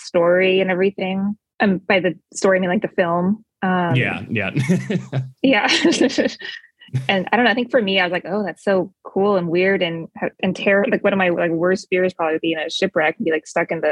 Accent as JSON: {"language": "English", "area": "near Seattle", "region": "Washington", "country": "United States", "tie": "born or raised there", "said": "I grew up near Seattle"}